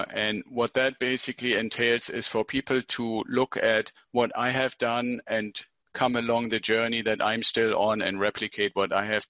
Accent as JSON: {"language": "English", "country": "Germany", "moved": "as an adult", "said": "Well, I came here from Germany with my wife 25 years ago as a military officer."}